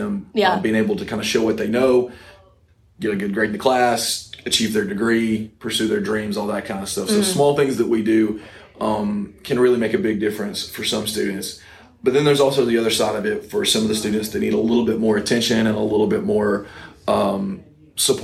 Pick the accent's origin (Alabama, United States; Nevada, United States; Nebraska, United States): Alabama, United States; Coleman, North; also born or lived in Auburn, Alabama; I grew up in North Alabama in Coleman